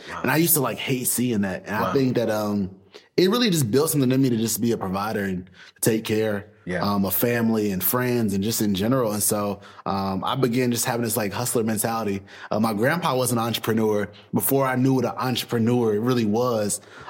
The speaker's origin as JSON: {"language": "English", "town": "Greensboro", "region": "North Carolina", "country": "United States", "said": "a guy that came from North Carolina. I'm from Greensboro, small city."}